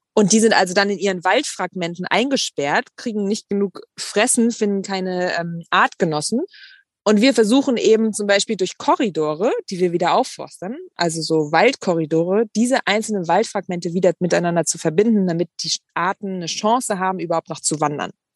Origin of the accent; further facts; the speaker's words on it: Bonn, North Rhine-Westphalia, Germany; now in Hamburg, Germany; ich bin ähm, ja auf dem Dorf groß geworden und naja, naja, in Bonn